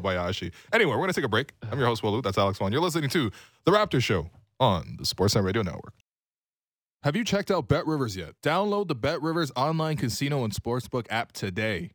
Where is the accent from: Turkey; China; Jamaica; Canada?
Canada; Toronto, Ontario; I was from Scarlet Road